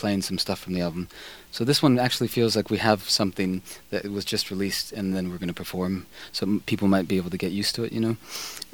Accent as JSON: {"language": "English", "region": "California", "country": "United States", "moved": "as an adult", "lives_now": "Iceland", "said": "I'm from California"}